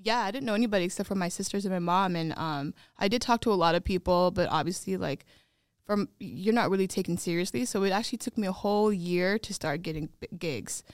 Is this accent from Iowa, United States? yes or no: yes; Des Moines, Iowa, United States; born or raised there; moved away